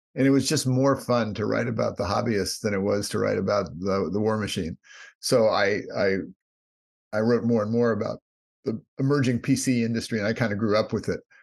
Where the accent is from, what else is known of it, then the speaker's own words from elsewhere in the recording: Palo Alto, California, United States; also born or lived in New York; I was born in Palo Alto, grew up in Palo Alto, California